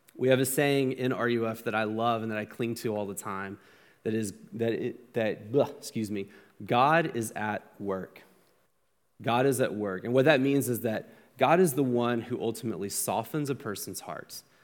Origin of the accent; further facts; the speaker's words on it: United States; as an American